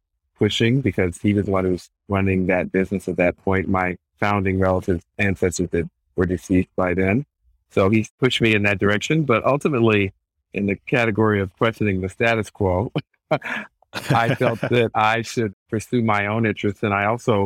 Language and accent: English; Nashville, Tennessee, United States; I grew up in Nashville, Tennessee